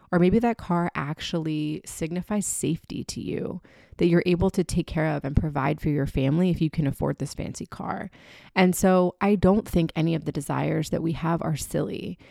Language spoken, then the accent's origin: English; Florida, United States; moved away; also born or lived in New York City / Birmingham, Alabama; I was born in Florida